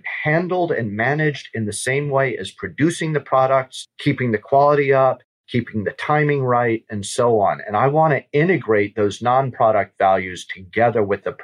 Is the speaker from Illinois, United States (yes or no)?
no; Louisiana, United States; I'm from Louisiana